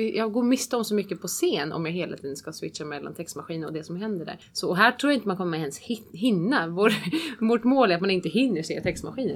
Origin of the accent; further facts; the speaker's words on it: Switzerland; Swedish is a second language; moved away; jag själv inte är uppvuxen i Sverige och svenska är inte mitt absolut första språk. Jag är uppvuxen i Schweiz och kan tyska